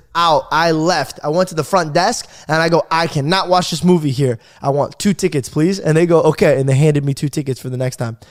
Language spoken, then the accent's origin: English; Arizona, United States; I grew up in Arizona